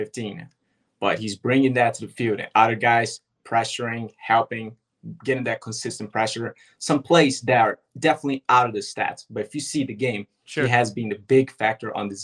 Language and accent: English; Japan; moved away as an adult; now in United States; I'm originally from Japan. Then I moved here in 2018.